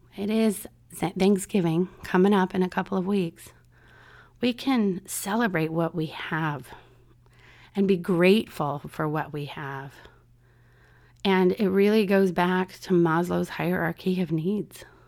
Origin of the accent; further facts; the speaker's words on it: San Diego, California, United States; now in Orlando, United States; my hometown, San Diego, California